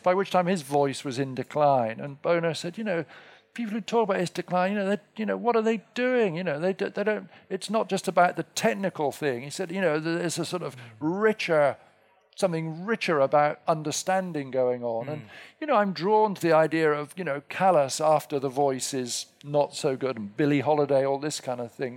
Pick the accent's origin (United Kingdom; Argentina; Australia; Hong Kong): United Kingdom; England; now in United States; being English